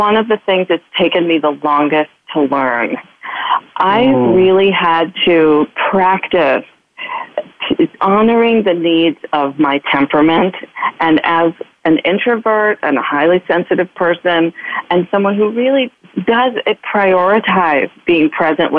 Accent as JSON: {"language": "English", "region": "Midwest", "country": "United States", "tie": "born or raised there", "said": "I'm a girl from the Midwest who is raised to be nice at all costs"}